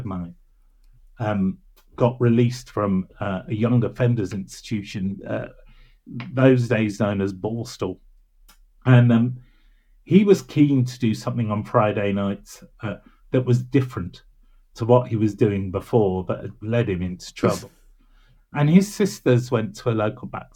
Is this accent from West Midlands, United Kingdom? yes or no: yes; Birmingham, West Midlands, United Kingdom; growing up in Birmingham, that wonderful, divine city of Birmingham